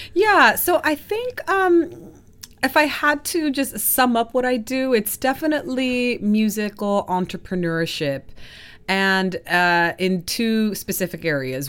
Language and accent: English; Southern California, United States; moved away as an adult; also born or lived in Colombia; now in Stockholm, Sweden; from Colombia to Southern California